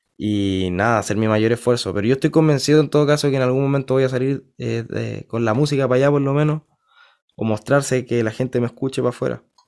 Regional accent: Concepción, Biobío, Chile; Yo nací en Conce, en Concepción

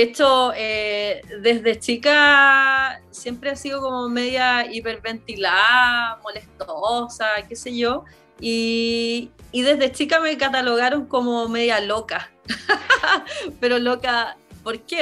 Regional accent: Hualpén, Biobío, Chile; also born or lived in Talcahuano / Concepción; Nací en Talcahuano, en el Hospital Higueras, eh, viví mi infancia chiquitita siempre en Hualpén, porque mis abuelos eran de Hualpén. Entonces, no vivía con ellos, yo vivía acá en Concepción

